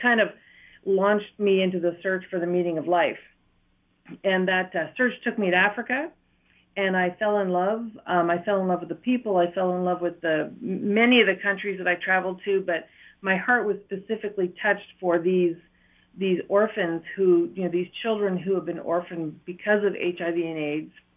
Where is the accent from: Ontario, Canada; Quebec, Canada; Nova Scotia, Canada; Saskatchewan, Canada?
Ontario, Canada; Matheson; accent: Ontario; moved away as an adult; also born or lived in Iroquois Falls / Brockville / Toronto; now in Eswatini; I grew up in northern Ontario in a little town called Matheson